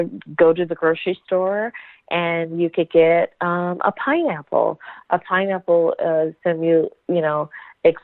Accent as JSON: {"language": "English", "region": "the South", "country": "United States", "said": "I'm a Southern Belle. I'm from the South"}